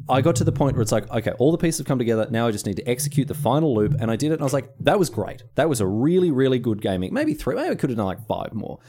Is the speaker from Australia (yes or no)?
yes; Australia; I'm Australian. I don't speak American English